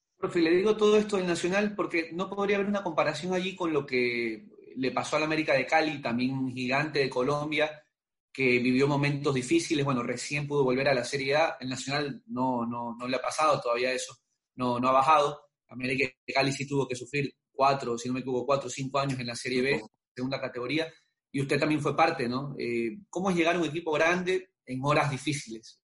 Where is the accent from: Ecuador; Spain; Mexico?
Ecuador; nosotros como ecuatorianos, como periodistas